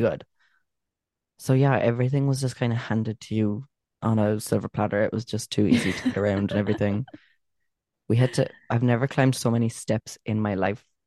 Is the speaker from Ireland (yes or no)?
yes; Cork, Munster, Ireland; we're from Cork.